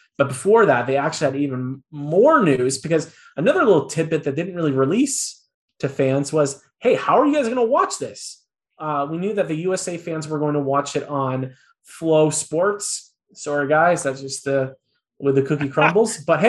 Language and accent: English; Canada; being a Canadian rugby fan